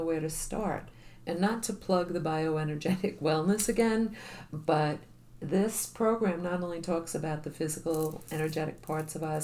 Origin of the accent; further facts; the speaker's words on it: New York, United States; accent: New York; now in Florida, United States; I'm still a New York girl through and through, and I'm still getting compliments on my accent